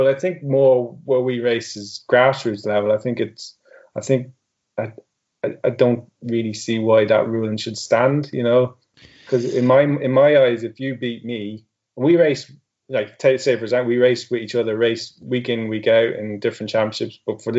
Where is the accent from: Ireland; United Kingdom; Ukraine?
Ireland; And that's coming from myself, who would be an Irishman